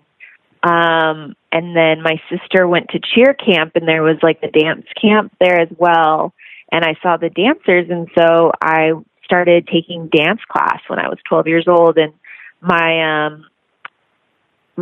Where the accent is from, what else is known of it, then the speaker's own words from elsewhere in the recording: Long Beach, California, United States; also born or lived in Los Angeles; Born in Long Beach, California. So I'm a California girl